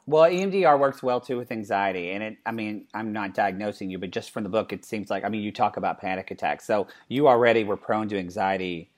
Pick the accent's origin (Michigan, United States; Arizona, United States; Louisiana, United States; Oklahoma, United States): Oklahoma, United States; moved away; I'm from Oklahoma